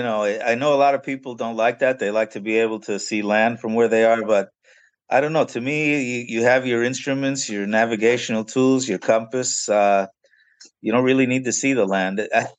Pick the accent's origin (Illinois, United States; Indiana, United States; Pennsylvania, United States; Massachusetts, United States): Pennsylvania, United States; also born or lived in New York; now in Florida, United States; I was raised in Pennsylvania